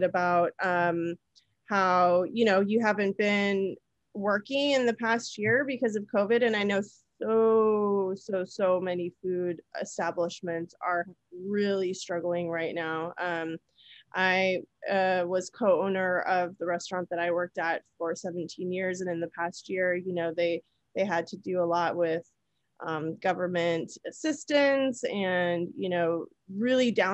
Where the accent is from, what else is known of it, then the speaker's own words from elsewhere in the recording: California, United States; I'm from California. My restaurant was in the Bay Area